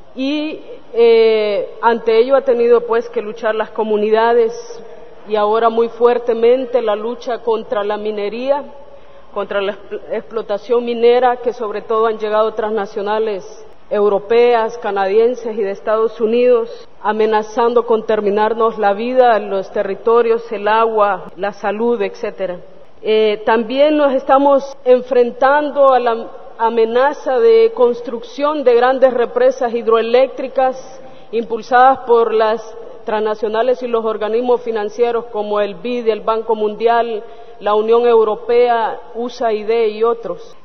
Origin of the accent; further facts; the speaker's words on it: Lenca territory, southwestern Honduras, Honduras; Soy de la zona suroccidental de Honduras, territorio lenca